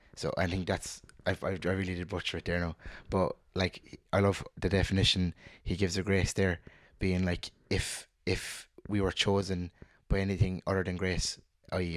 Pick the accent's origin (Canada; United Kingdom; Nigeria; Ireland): Ireland; Cork, Munster; I'm also from Cork, born and raised